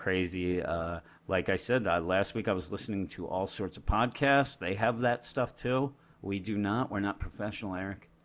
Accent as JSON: {"language": "English", "region": "Pennsylvania", "country": "United States", "said": "We're from Pennsylvania"}